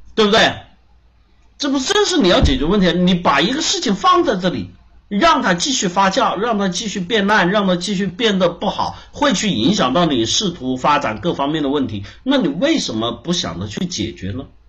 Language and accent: Chinese; China; 我们中国人